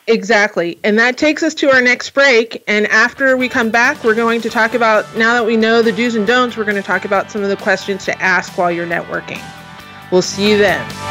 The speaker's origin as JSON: {"language": "English", "region": "New Jersey", "country": "United States", "moved": "yes", "lives_now": "California, United States", "said": "I'm from New Jersey"}